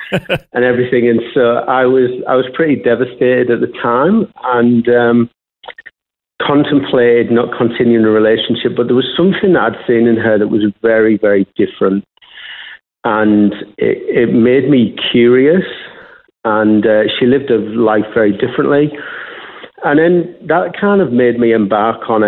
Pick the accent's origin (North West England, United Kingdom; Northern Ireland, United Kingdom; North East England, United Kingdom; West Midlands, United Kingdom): North East England, United Kingdom; Middlesbrough; now in Australia; I was born and raised in Middlesbrough in the northeast of England